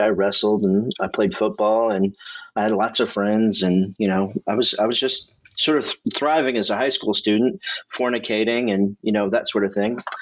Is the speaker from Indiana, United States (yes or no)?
yes; Indiana, United States; I've lived in Indiana my whole life